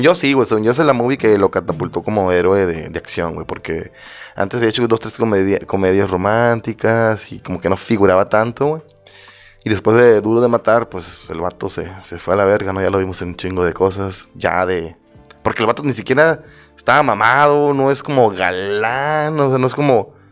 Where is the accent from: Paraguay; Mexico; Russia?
Mexico; Mexico City; somos chilangos